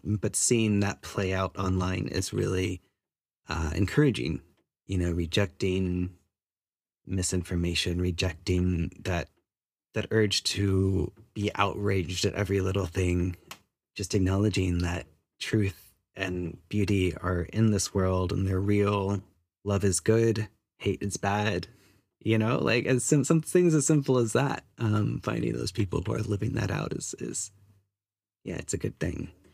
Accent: United States; moved away as an adult; now in New Zealand; I'm Chinese American, third generation immigrant to the U S

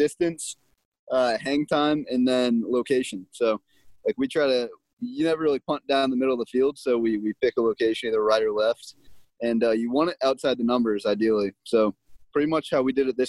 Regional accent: St. Louis, Missouri, United States; moved away as an adult; also born or lived in Houston, Texas; I'm from St. Louis, Missouri

